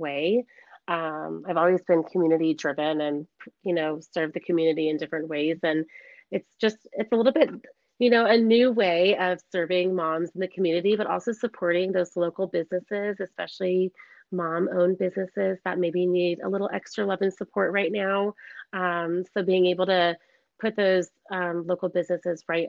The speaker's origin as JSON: {"language": "English", "town": "Iowa City", "region": "Iowa", "country": "United States", "tie": "born or raised there", "moved": "as an adult", "lives_now": "Scottsdale, United States", "said": "I grew up in Iowa City, Iowa, and spent all of my childhood there."}